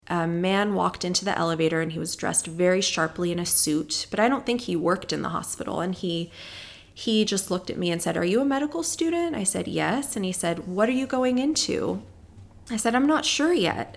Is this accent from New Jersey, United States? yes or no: no; Palos Verdes, California, United States; I grew up in Palos Verdes, California